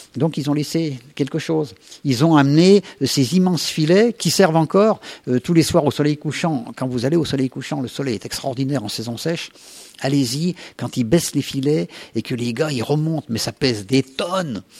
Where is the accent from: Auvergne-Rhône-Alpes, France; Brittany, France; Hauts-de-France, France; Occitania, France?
Auvergne-Rhône-Alpes, France; Isère; je suis de l'Isère